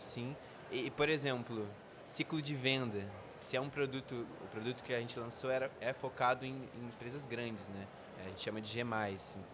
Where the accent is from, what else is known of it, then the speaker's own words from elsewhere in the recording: Volta Redonda, Rio de Janeiro, Brazil; a gente é do interior do Rio, né, de Volta Redonda